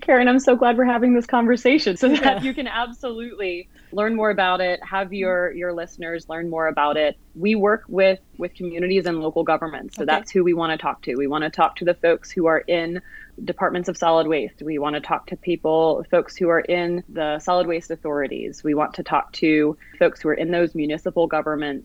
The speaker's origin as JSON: {"language": "English", "town": "Atlanta", "region": "Georgia", "country": "United States", "tie": "born or raised there", "said": "Atlanta, my hometown"}